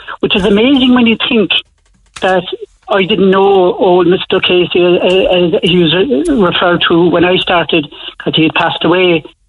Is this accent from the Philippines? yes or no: no; Cork, Munster, Ireland; I came from Tower Street originally